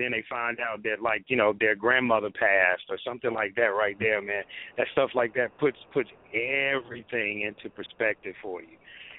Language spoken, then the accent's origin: English; South Carolina, United States; When I came here from South Carolina, I used to do some sports stuff on one of the cable access channels.